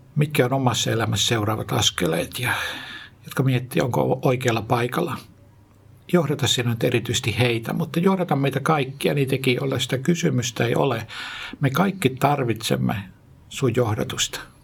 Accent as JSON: {"language": "Finnish", "town": "Jyväskylä", "region": "Central Finland", "country": "Finland", "tie": "born or raised there", "also_born_or_lived": "Tikkakoski", "moved": "yes", "said": "Mä oon lähtöisin Keski-Suomesta, Jyväskylästä, syntynyt Tikkakoskella ja siellä Palokassa sitten asunut ja varttunut, kasvanut nuoreksi"}